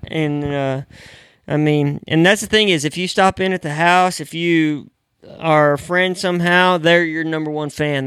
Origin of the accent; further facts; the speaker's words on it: the Northwest, Pacific Northwest, United States; moved away; I grew up in the Northwest